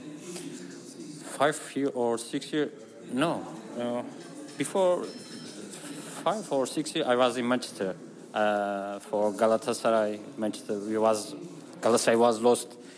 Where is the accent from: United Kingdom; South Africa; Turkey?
Turkey; Istanbul; English is a second language; from Istanbul.